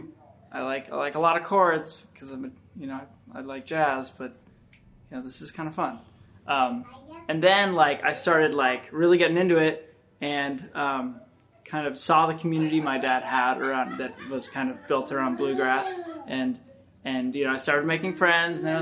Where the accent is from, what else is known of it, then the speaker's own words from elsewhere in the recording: Sacramento, California, United States; I'm from Sacramento